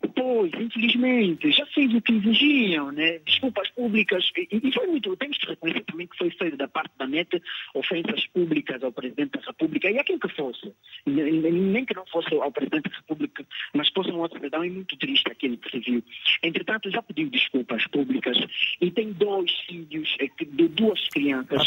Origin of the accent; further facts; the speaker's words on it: Kwanza Sul, Cuanza Sul, Angola; eu vivo no Kwanza Sul, eh, nasci no Kwanza Sul, nasci em Porto Almeres, vivo no Ambuí